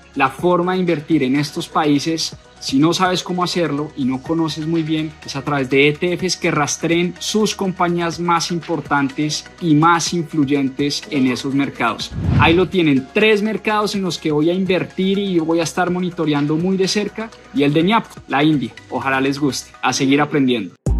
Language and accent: Spanish; Colombia